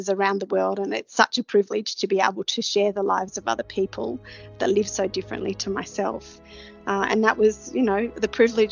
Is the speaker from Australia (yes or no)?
yes; Australia; a person like myself coming from Australia